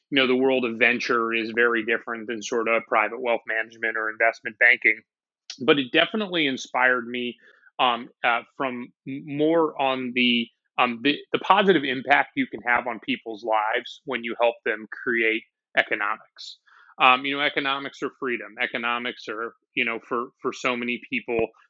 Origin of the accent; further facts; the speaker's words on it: San Francisco, California, United States; moved away as an adult; also born or lived in Tel Aviv, Israel / Oklahoma City; now in New York, United States; I grew up in the city of San Francisco.